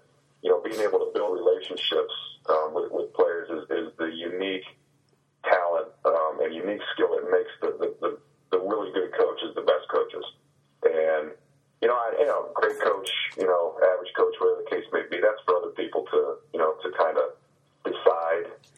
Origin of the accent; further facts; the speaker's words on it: Cuyahoga Falls, Ohio, United States; I grew up in Cuyahoga Falls, Ohio